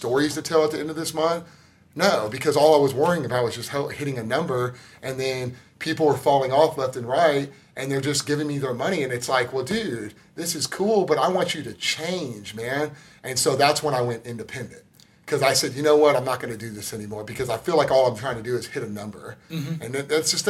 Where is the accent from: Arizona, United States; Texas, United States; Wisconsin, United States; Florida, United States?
Texas, United States; Tomball; I grew up in Tomball, Texas, outside of Houston.